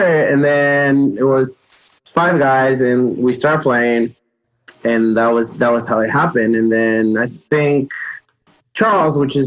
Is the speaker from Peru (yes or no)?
yes; Peru; moved away; I'm from Peru